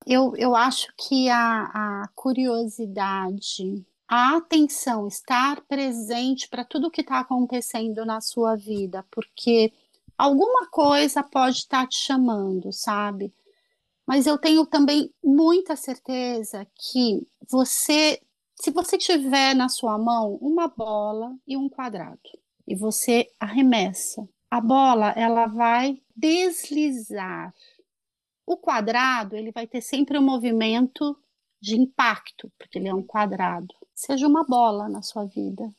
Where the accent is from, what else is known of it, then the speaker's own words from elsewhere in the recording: Brazil; moved away as an adult; now in Ireland; eu sou brasileiro